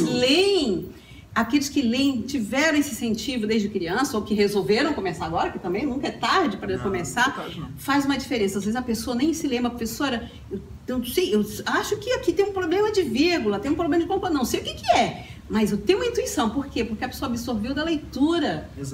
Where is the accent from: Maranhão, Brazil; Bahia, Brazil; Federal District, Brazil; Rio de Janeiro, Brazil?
Federal District, Brazil; Brasília; moved away; eu sou de Brasília